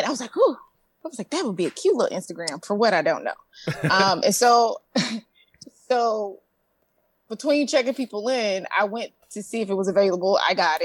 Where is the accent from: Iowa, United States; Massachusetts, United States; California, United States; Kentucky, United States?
Kentucky, United States; Louisville; I'm from Louisville, Kentucky.